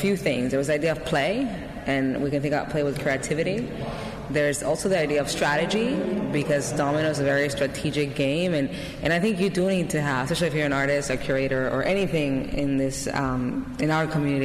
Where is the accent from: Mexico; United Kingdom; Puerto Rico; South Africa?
Puerto Rico; Carolina; I grew up in Puerto Rico in a town called Carolina, which is actually the birthplace of reggaeton.